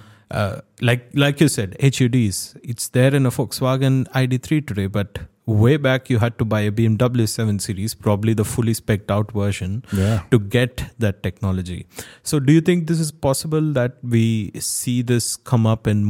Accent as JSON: {"language": "English", "country": "India", "said": "I come from India"}